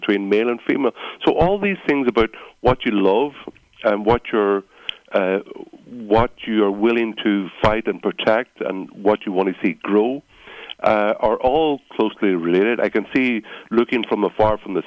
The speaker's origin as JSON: {"language": "English", "region": "Northern Ireland", "country": "United Kingdom", "said": "I'm from the north. I'm just an Irish national."}